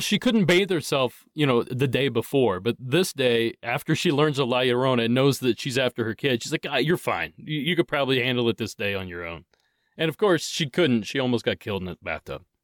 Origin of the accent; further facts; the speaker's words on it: Ohio, United States; now in Southern California, United States; I grew up in Ohio.